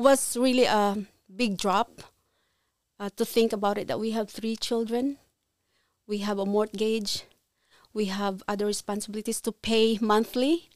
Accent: Philippines; moved away as an adult; now in Ontario, Canada; I was born in Philippines

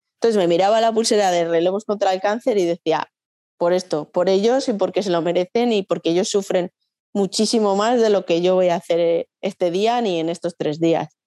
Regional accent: Logroño, La Rioja, Spain; yo soy de Logroño

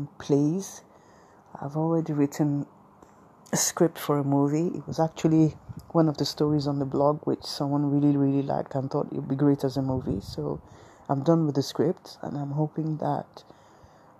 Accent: Nigeria; I'm a Nigerian woman.

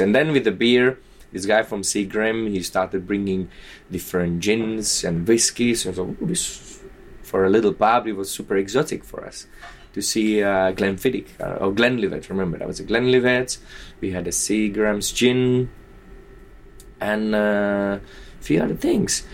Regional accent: Nitra, Nitra Region, Slovakia; moved away; also born or lived in Prague; to Nitra, to my hometown

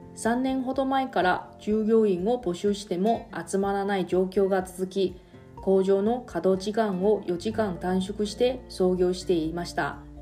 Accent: Taiwan; now in Okinawa, Japan; 私 の、えー、出身地の台湾

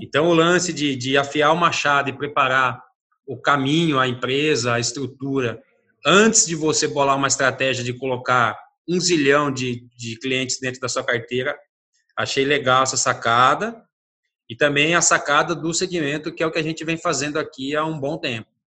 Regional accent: Brazil; eu sou brasileiro

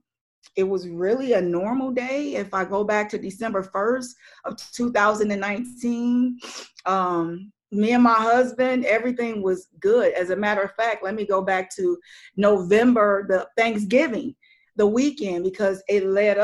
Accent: Missouri, United States; moved away; I'm from Missouri, so we would go back there

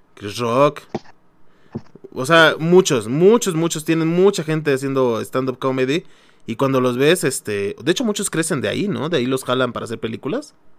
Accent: Mexico; somos mexicanos

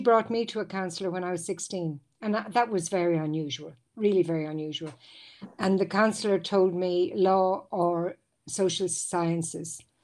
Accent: Ireland; moved away as an adult; now in Switzerland; back in my home country in Ireland

